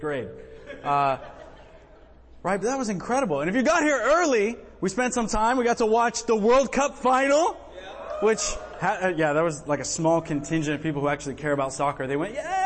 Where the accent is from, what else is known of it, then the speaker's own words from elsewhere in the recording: United States; I'm American